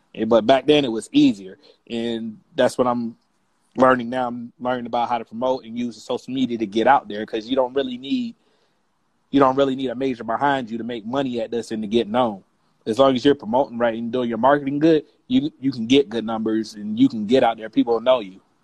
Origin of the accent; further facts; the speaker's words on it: United States; also born or lived in Columbia, South Carolina / Fayetteville, North Carolina; now in Atlanta, United States; I'm actually from Carolina. I lived in uh, Columbia and Fayetteville